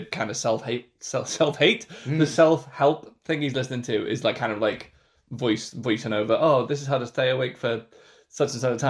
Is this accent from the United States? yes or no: no; England, United Kingdom; as an English person